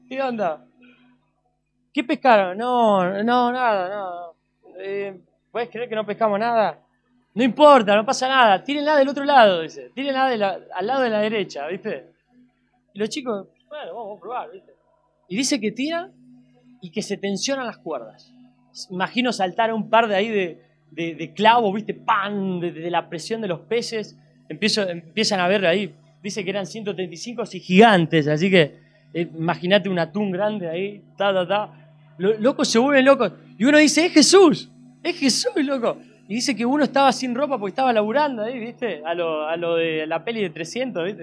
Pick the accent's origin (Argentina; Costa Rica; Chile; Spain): Argentina; soy argentino